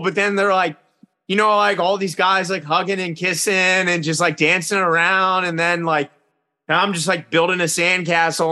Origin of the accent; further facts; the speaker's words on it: Richmond, Virginia, United States; now in New York, United States; I'm from Richmond, Virginia